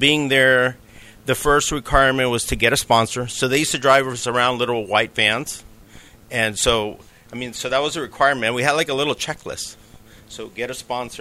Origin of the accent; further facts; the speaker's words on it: New York City, New York, United States; I was born in New York City